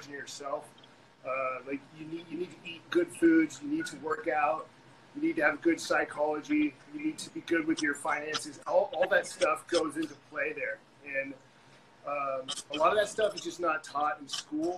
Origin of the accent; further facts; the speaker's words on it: San Diego, California, United States; So I grew up in San Diego, lived with both of my parents